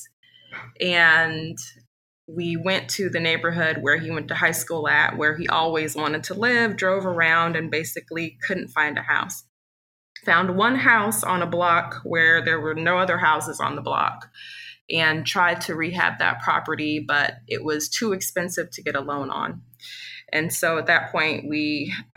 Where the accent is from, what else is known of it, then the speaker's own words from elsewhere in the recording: Kansas City, Missouri, United States; moved away as an adult; also born or lived in Chicago; we're both originally from Kansas City as well. Grew up not too far from the neighborhood where we're developing